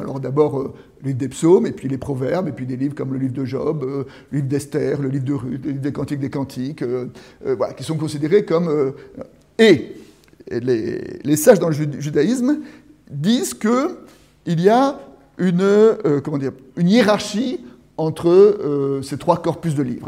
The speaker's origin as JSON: {"language": "French", "country": "France", "said": "je suis français, je suis de tel village"}